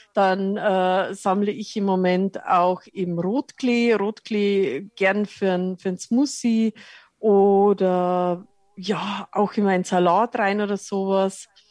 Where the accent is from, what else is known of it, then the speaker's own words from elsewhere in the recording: Lower Bavaria, Germany; moved away as an adult; now in Munich, Germany; Ich komme aus Niederbayern vom Land, äh, wohne aber jetzt mittlerweile seit 30 Jahren in München